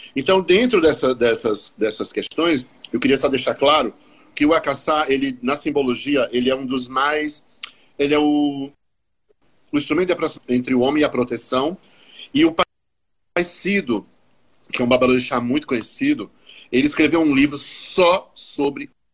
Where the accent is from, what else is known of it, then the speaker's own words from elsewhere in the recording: Paraíba, Brazil; Eu sou paraibano, nascido e criado, como dizia meu pai, na tinta e na gorda.